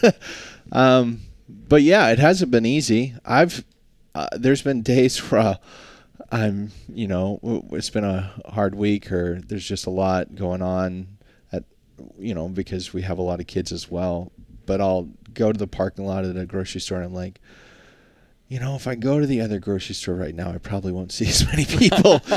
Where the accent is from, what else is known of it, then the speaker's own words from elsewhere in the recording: Alaska, United States; construction was just the default growing up in Alaska